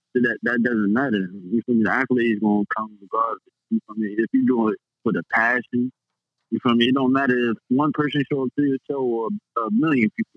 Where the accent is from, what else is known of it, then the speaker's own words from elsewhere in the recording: New Jersey, United States; the club in Jersey in my hometown